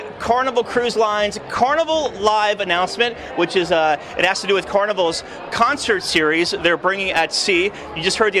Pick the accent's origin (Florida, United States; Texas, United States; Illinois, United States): Florida, United States; I'm from Florida.